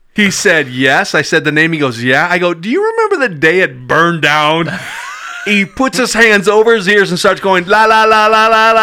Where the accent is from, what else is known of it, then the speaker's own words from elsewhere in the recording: Madison, Wisconsin, United States; I grew up in Madison from about the age of three and a half. Uh, went to Sherman uh, Middle School and grade school, and went to Madison East.